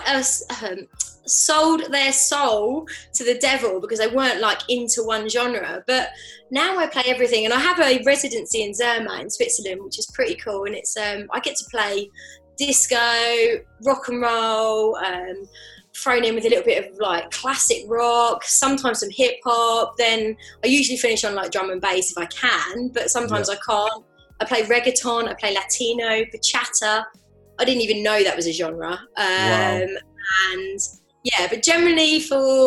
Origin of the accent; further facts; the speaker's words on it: Bedford, East of England, United Kingdom; moved away; also born or lived in French Alps; I'm from Bedford